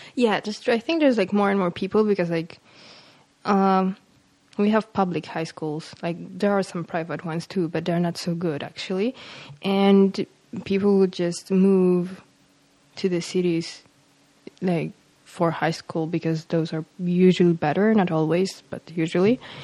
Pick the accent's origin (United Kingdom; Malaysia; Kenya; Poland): Poland; Warsaw, Masovian Voivodeship; English is a second language; I'm from Warsaw. I mean, I was born in Warsaw